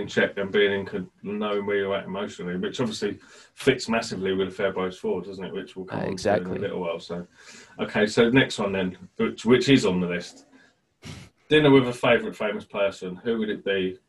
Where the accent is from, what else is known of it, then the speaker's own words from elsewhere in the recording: Birmingham, West Midlands, United Kingdom; accent: Brummie; So I'm from Birmingham originally, not that you know, because I had elocution lessons to get rid of my accent. I didn't really, but I just tell people that. I just don't talk like a Brummie, unless I talk to my mum on the phone, then I do.